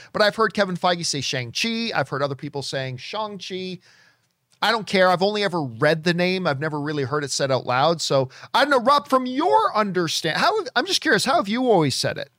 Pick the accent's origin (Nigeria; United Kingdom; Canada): Canada; Hamilton, Ontario; I'm from Hamilton, Ontario